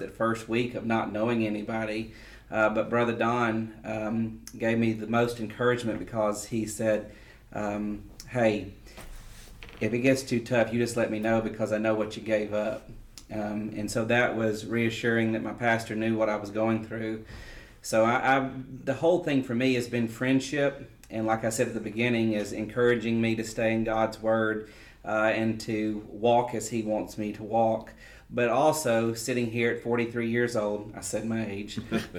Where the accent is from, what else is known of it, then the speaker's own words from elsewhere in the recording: Magnolia, Arkansas, United States; moved away as an adult; now in Conway, United States; I grew up in Magnolia all my life, and then to move out of Conway when I was 33 years old